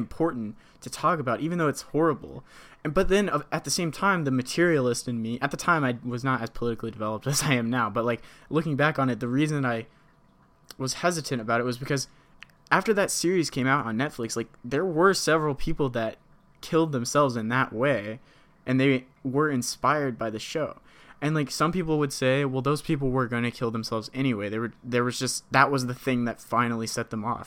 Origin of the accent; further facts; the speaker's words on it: United States; as an American